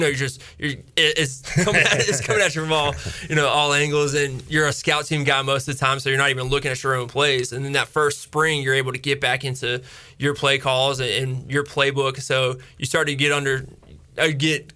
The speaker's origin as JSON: {"language": "English", "town": "Greenville", "region": "North Carolina", "country": "United States", "tie": "born or raised there", "also_born_or_lived": "Winston-Salem, North Carolina", "said": "I grew up in Winston-Salem when he was at Wake Forest. We were there for 9 years. Moved here, was here for 9 years till I graduated"}